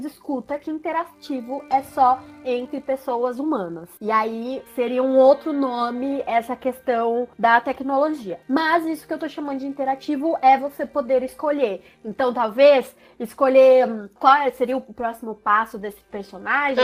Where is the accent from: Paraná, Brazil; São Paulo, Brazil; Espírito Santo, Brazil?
São Paulo, Brazil; Sorocaba; eu sou de Sorocaba